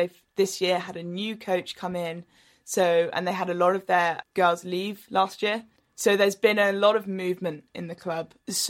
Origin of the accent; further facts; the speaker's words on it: London, United Kingdom; moved away as an adult; now in Cambridge, United Kingdom; I grew up in Putney, which is where the start of the boat race is.